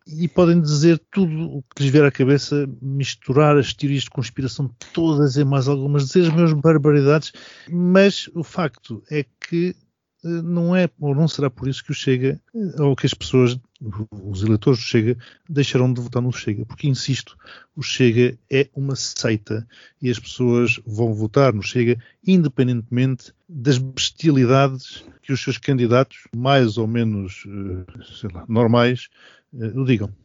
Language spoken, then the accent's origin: Portuguese; Mozambique; now in Portugal; Eu nasci e... em Moçambique e sou português, nunca tive outra nacionalidade